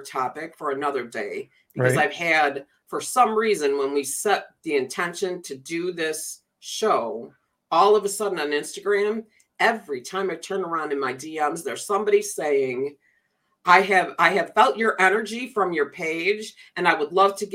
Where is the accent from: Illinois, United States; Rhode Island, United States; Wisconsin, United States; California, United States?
Illinois, United States; Chicago; I grew up around Chicago